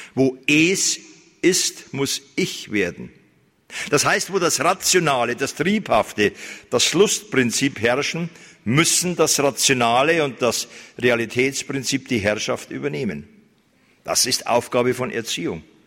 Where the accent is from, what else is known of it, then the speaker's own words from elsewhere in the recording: Germany; bei uns in Deutschland